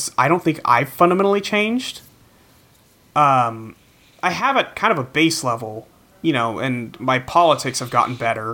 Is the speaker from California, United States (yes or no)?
yes; California, United States; growing up in California